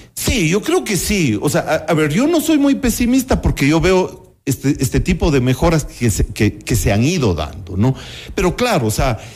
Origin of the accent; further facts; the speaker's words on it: Cuenca, Azuay, Ecuador; en mi infancia en Cuenca, por ejemplo, todavía veíamos, y a mi propia escuela habían niños que iban descalzos